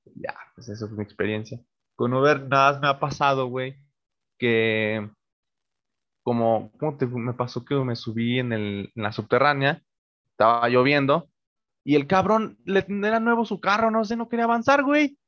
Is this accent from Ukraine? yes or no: no; Mexico; los que somos de México